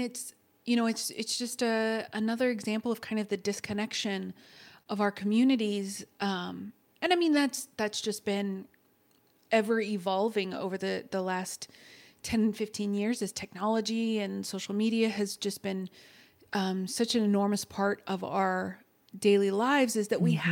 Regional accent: Texas, United States; I'm from Texas.

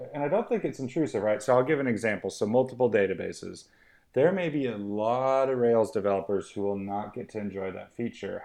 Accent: Missoula, Montana, United States; moved away as an adult; also born or lived in West Country, England; now in United Kingdom; I grew up near Missoula, Montana

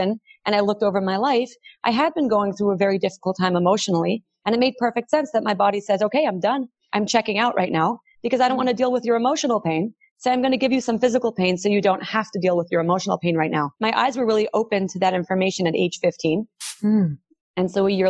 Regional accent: New York City, New York, United States; I grew up in Brooklyn

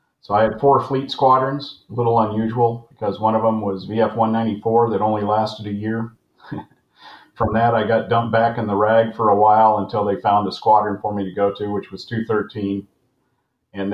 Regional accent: San Francisco Bay Area, East Bay, California, United States; I'm from the San Francisco Bay Area, is where I grew up, East Bay.

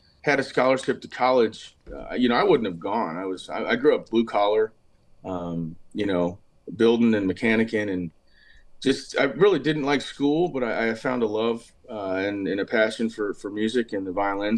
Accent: Southern Ohio, United States; moved away as an adult; now in Nashville, United States; I'm from, being born and raised in Ohio

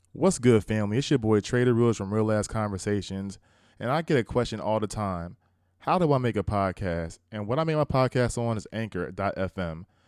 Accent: United States; us as American people

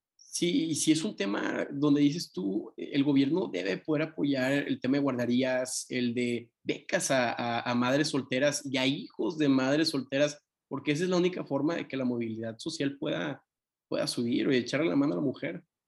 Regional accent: Tampico, Tamaulipas, Mexico; yo soy de Tampico

